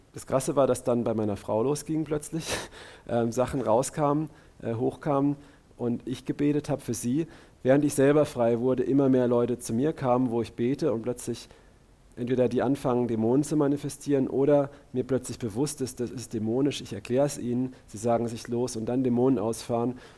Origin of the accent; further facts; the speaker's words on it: Karlsruhe, Baden-Württemberg, Germany; Axel und ich, wir sind aus Karlsruhe